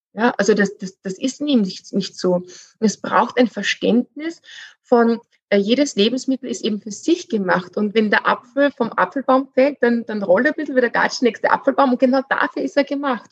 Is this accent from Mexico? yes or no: no; Austria; bei uns in Österreich